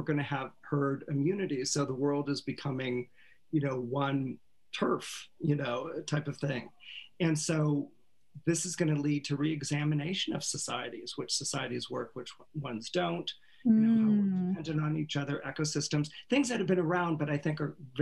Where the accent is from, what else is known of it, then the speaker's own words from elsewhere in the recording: Menlo Park, California, United States; I was raised in Northern California, Menlo Park, California, Palo Alto, Stanford